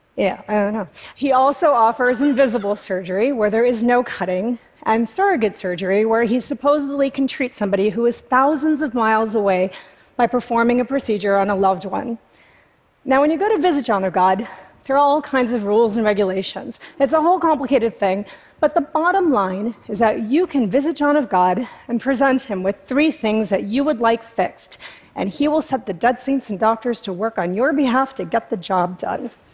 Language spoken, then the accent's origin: English; United States; I was raised in America by Indian parents